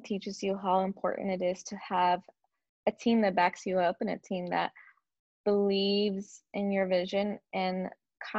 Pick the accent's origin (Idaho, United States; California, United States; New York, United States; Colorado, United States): California, United States; San Diego; now in Los Angeles, United States; I was born and raised in San Diego, actually. San Diego, California